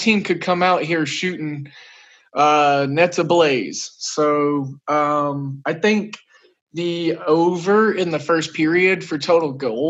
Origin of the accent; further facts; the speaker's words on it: Oklahoma, United States; I'm from Oklahoma